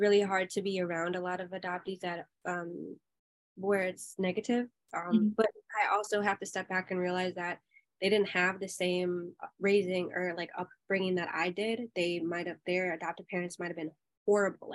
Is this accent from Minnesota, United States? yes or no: yes; Minnesota, United States; accent: Minnesota; I was raised in a suburb town in Minnesota